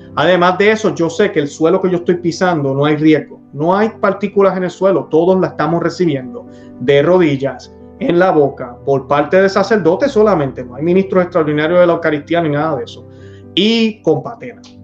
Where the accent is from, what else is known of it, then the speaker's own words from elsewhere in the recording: Puerto Rico; yo nací en Sordo, yo nací en una parroquia en Puerto Rico, Sordo, fui eh, servidor del altar